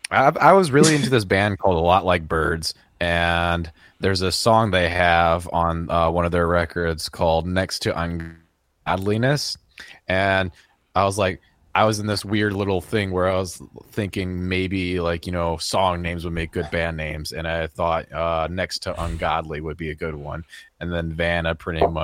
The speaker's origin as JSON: {"language": "English", "town": "Peoria", "region": "Illinois", "country": "United States", "said": "I'm from Peoria, Illinois."}